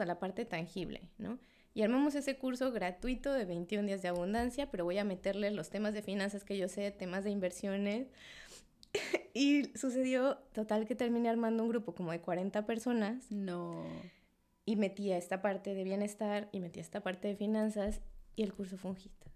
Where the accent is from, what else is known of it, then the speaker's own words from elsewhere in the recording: Mexico City, Mexico; moved away as an adult; now in Cancún, Mexico; yo nací en Ciudad de México, y llegué a Cancún hace, ya voy a cumplir cuatro años que llegué a Cancún